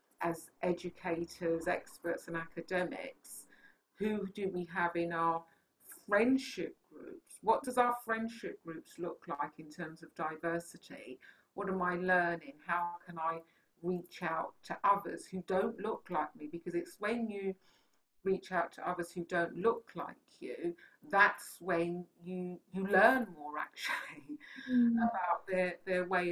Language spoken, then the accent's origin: English; London, United Kingdom; I was brought up in London, you can tell by the accent, innit?